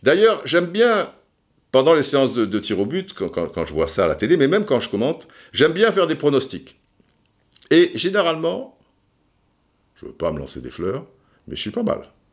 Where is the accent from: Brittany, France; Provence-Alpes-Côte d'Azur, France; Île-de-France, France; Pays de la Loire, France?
Provence-Alpes-Côte d'Azur, France; Cannes; Moi, je suis de Cannes